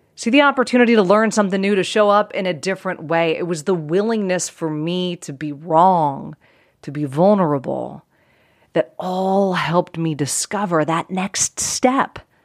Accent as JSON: {"language": "English", "area": "outside of Pittsburgh", "region": "Pennsylvania", "country": "United States", "tie": "born or raised there", "said": "I grew up outside of Pittsburgh, Pennsylvania"}